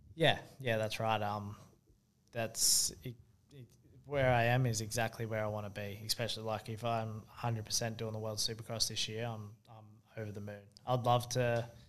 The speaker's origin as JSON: {"language": "English", "town": "Sydney", "region": "New South Wales", "country": "Australia", "tie": "born or raised there", "moved": "yes", "said": "I grew up in Sydney."}